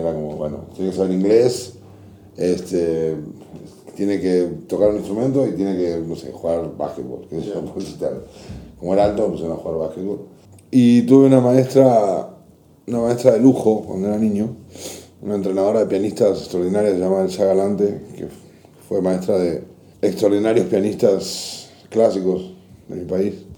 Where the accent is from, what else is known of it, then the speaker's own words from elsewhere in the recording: Buenos Aires, Argentina; moved away as an adult; also born or lived in Córdoba, Argentina; now in Mexico; Nací en Buenos Aires, luego eh, vinieron los militares, o pues, sea, subió un gobierno militar a mi país y nos fuimos a vivir a, Córdoba, que es una provincia al campo. Crecí ahí hasta, de los 8 a los 13 años y luego regresé a Buenos Aires